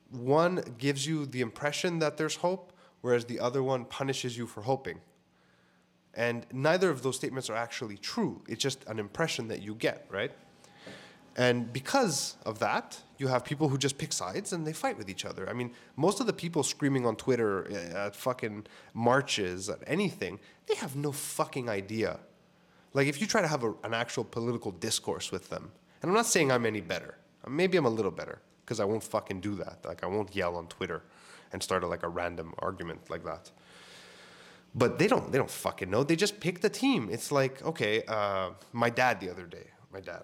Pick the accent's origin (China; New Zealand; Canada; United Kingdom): Canada; Montreal, Quebec; we're from Code de Neige, which is the neighborhood I grew up